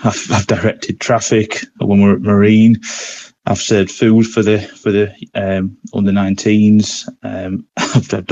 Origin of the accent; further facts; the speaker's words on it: Scarborough, Yorkshire and the Humber, United Kingdom; It's my hometown club